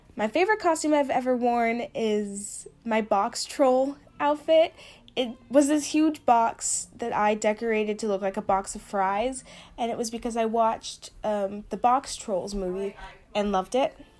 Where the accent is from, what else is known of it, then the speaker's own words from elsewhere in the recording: St. Louis, Missouri, United States; I grew up in Saint Louis, Missouri